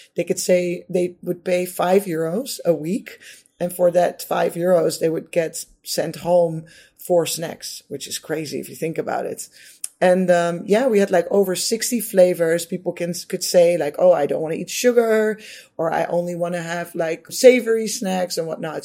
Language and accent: English; Netherlands; I'm from the Netherlands, so you know in the Netherlands, uh, kids are generally or we used to be brought up with eating uh, potatoes and meat and vegetables